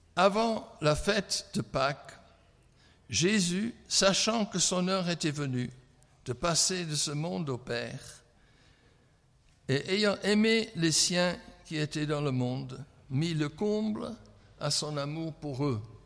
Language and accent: French; England, United Kingdom; French is a second language; moved away; je suis anglais